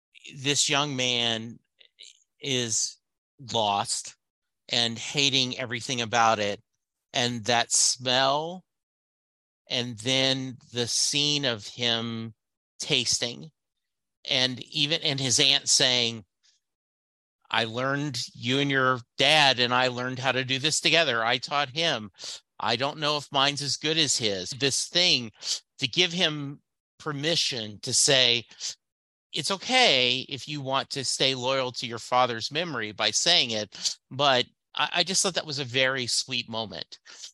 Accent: Southern United States, United States; I grew up in the South. And to me, gravy is white put over biscuits or brown put over rice.

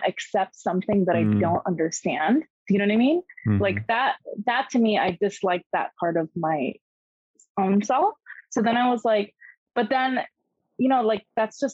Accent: South Korea; moved away; I was born and raised in Korea. I just went to like American schools while living in Korea

